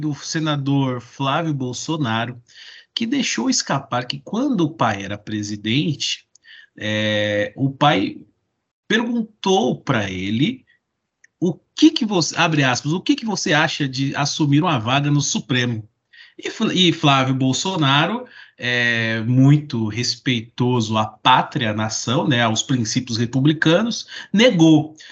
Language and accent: Portuguese; Mogi das Cruzes, São Paulo, Brazil; lá em Mogi das Cruzes, da minha terra